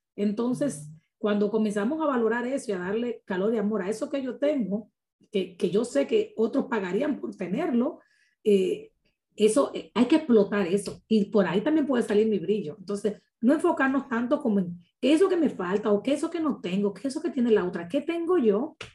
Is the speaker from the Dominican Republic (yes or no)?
yes; Dominican Republic; como buen dominicano te lo digo